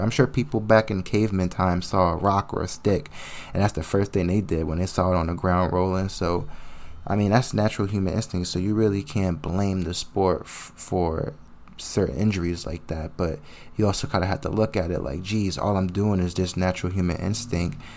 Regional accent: New Jersey, United States; I hail from the Sweet, Sweet Land of New Jersey

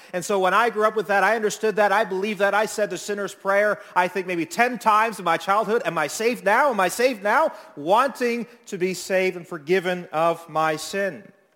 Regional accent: Toronto, Ontario, Canada; moved away as an adult; now in Niagara, Canada; I grew up in Midtown area of Toronto

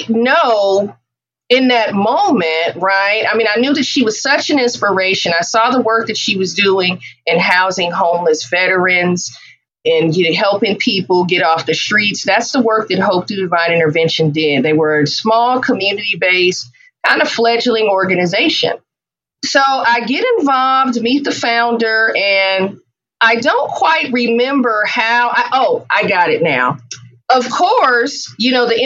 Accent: Oakland, California, United States; also born or lived in Atlanta; growing up in Oakland in the Bay Area

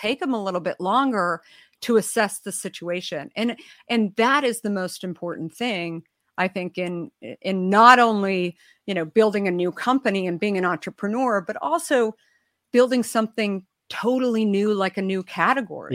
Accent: Arizona, United States; I grew up in Arizona

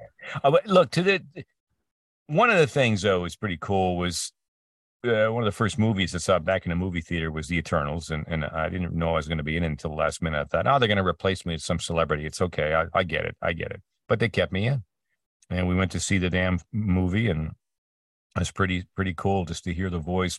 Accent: Peterborough, Ontario, Canada; moved away; my hometown, um, this, uh, north, northeast, east of Toronto called Peterborough

